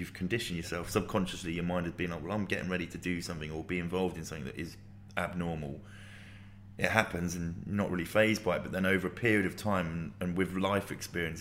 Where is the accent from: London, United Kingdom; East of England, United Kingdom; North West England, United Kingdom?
East of England, United Kingdom; Luton; I grew up in Luton.